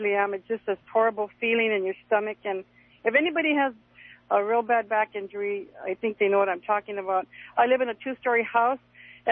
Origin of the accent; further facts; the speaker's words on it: Los Angeles, California, United States; I'm from Los Angeles